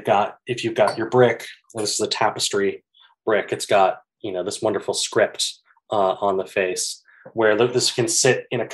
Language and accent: English; Minnesota, United States; moved away; I'm from Minnesota originally